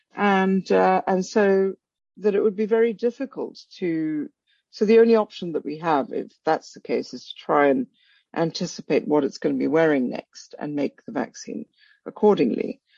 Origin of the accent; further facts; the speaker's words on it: Kolkata, West Bengal, India; moved away as an adult; also born or lived in Africa / Princeton, United States; now in Oxford, United Kingdom; I was born in Calcutta. I spent some of my early childhood in Africa and but mainly grew up in Calcutta